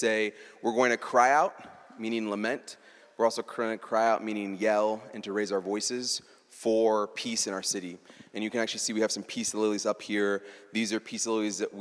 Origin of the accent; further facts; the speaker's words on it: Iowa, United States; I was raised in Iowa